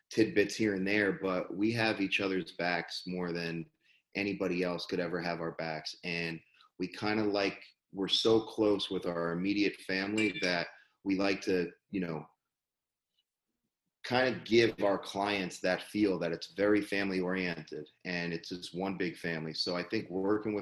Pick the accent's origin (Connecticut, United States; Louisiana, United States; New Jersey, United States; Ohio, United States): New Jersey, United States; moved away; also born or lived in Cooper City, Florida; I'm from New Jersey, and my family, we moved down to South Florida over 25 years ago